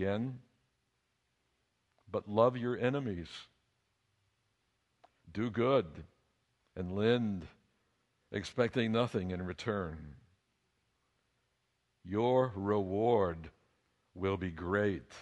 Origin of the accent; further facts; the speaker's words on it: United States; all the nuclear armaments of the United States were being assembled in my hometown